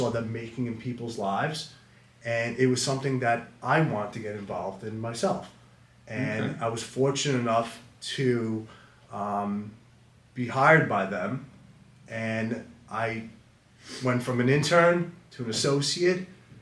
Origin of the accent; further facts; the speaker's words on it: Smithtown, New York, United States; Born and raised in Smithtown. Been here my whole life, and I love this town.